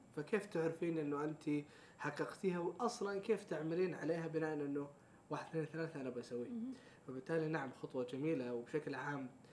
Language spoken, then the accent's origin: Arabic; Saudi Arabia; احنا كسعوديين